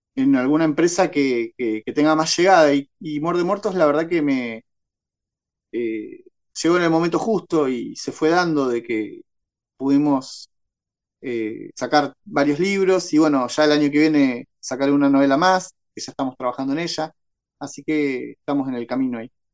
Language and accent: Spanish; Tornquist, Buenos Aires Province, Argentina; also born or lived in Ciudad del Este, Paraguay; now in Bahía Blanca, Argentina; Yo ahora estoy en Bahía Blanca, pero viví toda mi infancia y adolescencia en Torkins